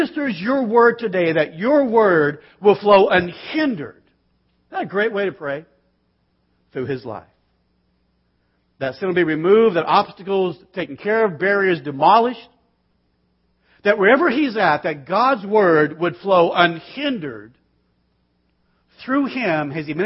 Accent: Bakersfield, California, United States; I was raised in Bakersfield. We watch Westerns, not cartoons. I mean, it's just where I'm from.

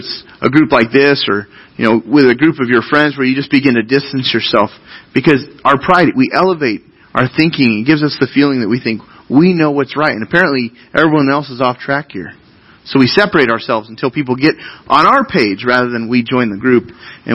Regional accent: United States

